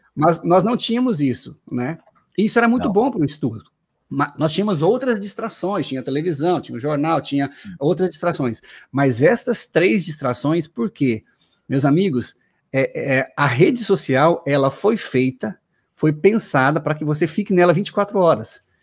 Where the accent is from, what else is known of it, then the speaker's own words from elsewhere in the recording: Paraná, Brazil; now in Recife, Brazil; Eu nasci no Paraná